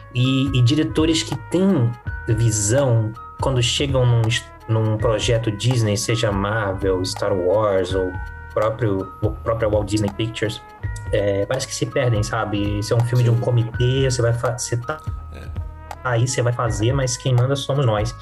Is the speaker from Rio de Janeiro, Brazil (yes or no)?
yes; Rio de Janeiro, Brazil; now in São Paulo, Brazil; eu nasci no Rio de Janeiro, eu já tô há mais de 20 anos em São Paulo. Então eu cheguei aqui sem conhecer ninguém